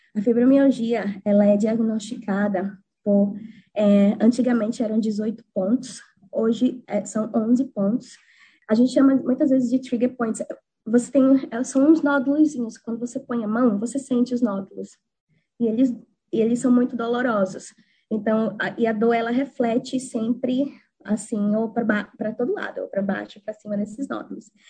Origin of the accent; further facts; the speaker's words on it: Maceió, Alagoas, Brazil; moved away as an adult; now in New Zealand; eu nunca pensei em sair da minha terra de Maceió